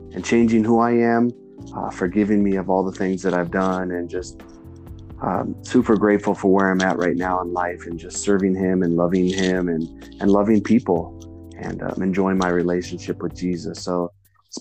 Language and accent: English; Arizona, United States; I was born and raised in Arizona, and I've lived here my whole life